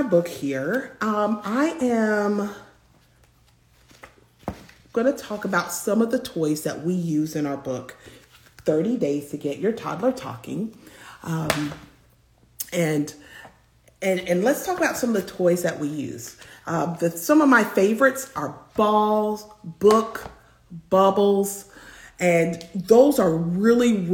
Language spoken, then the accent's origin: English; Tennessee, United States; I actually grew up in Tennessee, and that's Central time zone